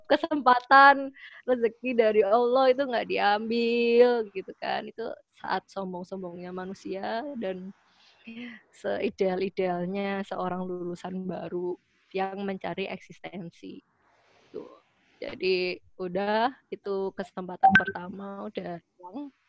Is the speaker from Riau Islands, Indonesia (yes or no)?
no; Surabaya, East Java, Indonesia; kan aku asli Surabaya ya.